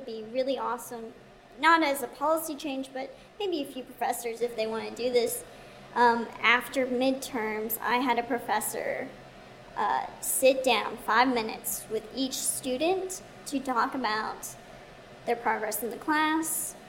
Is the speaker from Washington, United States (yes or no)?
no; Texas, United States; I'm from Texas